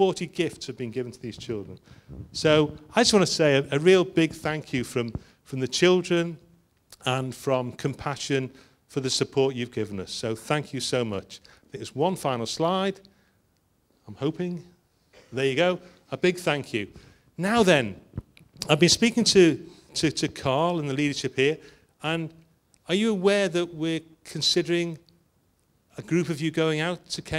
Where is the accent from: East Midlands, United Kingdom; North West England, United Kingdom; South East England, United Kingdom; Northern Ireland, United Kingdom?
North West England, United Kingdom; Liverpool; I'm from Liverpool